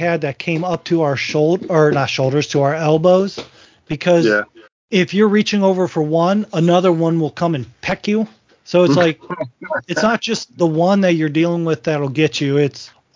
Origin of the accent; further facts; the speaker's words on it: Northwest Ohio, United States; moved away as an adult; now in Virginia, United States; I was born and raised in Northwest Ohio